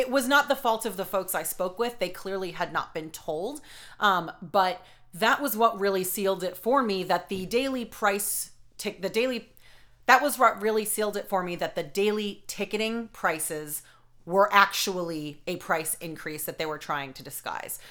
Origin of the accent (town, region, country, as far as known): Boston, Massachusetts, United States; accent: Boston